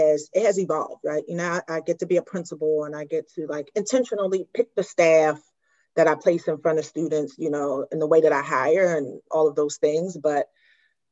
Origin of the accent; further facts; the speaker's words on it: Philadelphia, Pennsylvania, United States; I am from born and raised in South Philadelphia